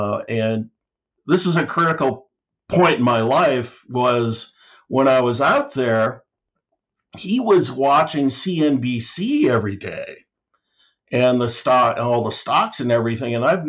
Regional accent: Omaha, Nebraska, United States; now in Spokane, United States; I grew up in Omaha, Nebraska, which is the hometown of Mr. Warren Buffett.

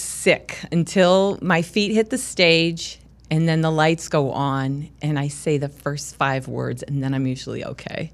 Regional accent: Charleston, South Carolina, United States; now in Illinois, United States; I grew up in Charleston, South Carolina

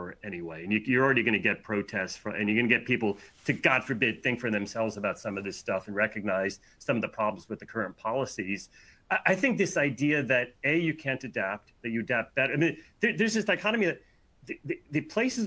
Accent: United States; I'm an American

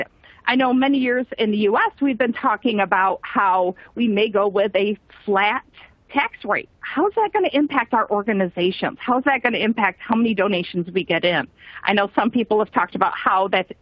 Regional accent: Michigan, United States; I grew up in Michigan

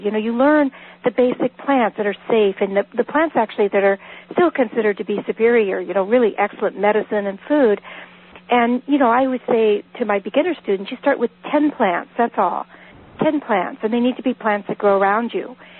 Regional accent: Northern California, United States; moved away as an adult; now in Vermont, United States; I was born and raised in Northern California.

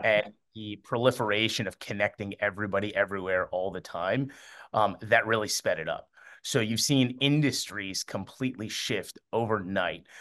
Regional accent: Miami, Florida, United States; also born or lived in Amman, Jordan; I was born in Amman, Jordan, and I moved here to Miami when I was three

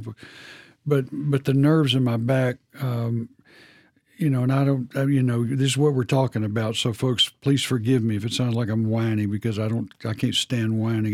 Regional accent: Texas, United States; I'm from Texas

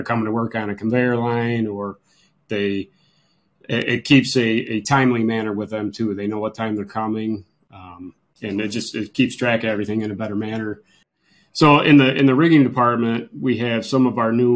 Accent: Lyons, New York, United States; So I grew up in Lyons, New York, right here in Wayne County. I still live in Lyons

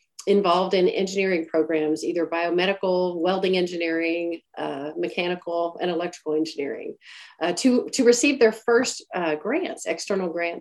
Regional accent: Longview, Texas, United States; moved away as an adult; also born or lived in Eunice, Louisiana; I grew up in East Texas. I finished high school in Longview, Texas

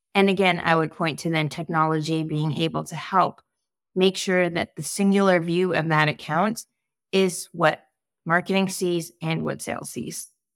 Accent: Canada; I'm Canadian

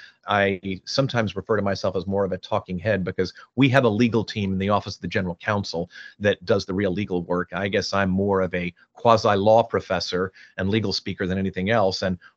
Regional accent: Houston, Texas, United States; you know, I grew up in Houston. My dad was with NASA

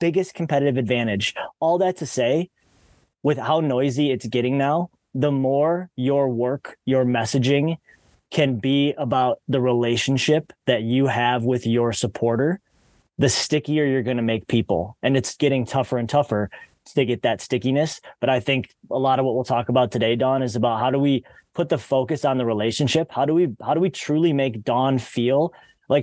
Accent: Detroit, Michigan, United States; moved away as an adult; also born or lived in Australia; I'm born and raised in the Detroit, Michigan area.

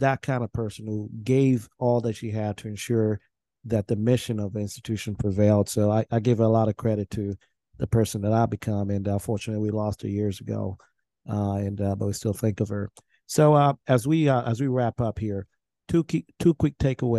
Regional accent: Nebraska, United States; I was went to school in Nebraska and I grew up in Nebraska

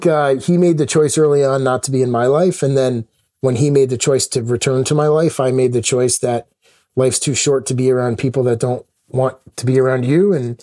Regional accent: Connecticut, United States; also born or lived in Minneapolis / Chicago; We moved to Chicago. My brother was born. We then moved around a bunch. You know, my dad had some challenges holding down jobs. So we moved a lot as I was a kid. And then finally ended up in Connecticut, where I grew up for the majority

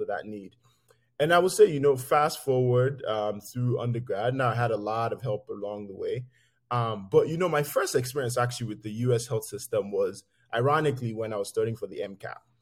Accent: Lagos, Nigeria; moved away; I grew up poor in, in Lagos

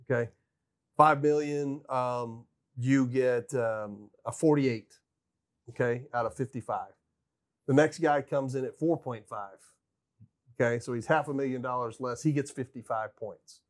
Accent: United States; felt so much pride in being an American

